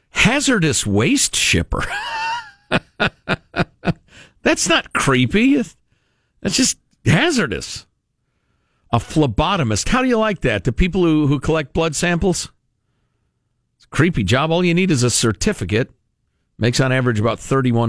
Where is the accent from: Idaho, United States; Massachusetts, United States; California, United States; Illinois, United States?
Illinois, United States; moved away; I grew up in Illinois